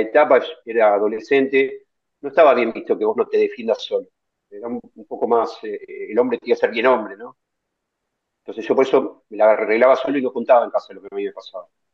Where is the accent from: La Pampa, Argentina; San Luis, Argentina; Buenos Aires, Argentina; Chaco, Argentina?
Buenos Aires, Argentina; yo soy descendiente, soy argentino, pero descendiente de abuelos, eh, rusos y polacos